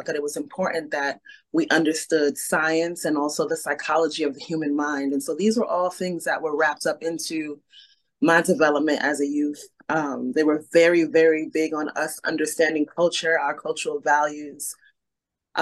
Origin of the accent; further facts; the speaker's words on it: New York City, New York, United States; we grew up in Brooklyn